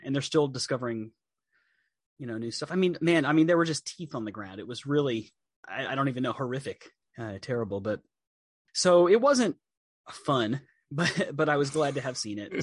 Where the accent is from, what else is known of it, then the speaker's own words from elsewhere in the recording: Texas, United States; also born or lived in Chicago; when you're growing up in Texas, when it snows, and everything stops, and you stay home, and your mom makes you hot chocolate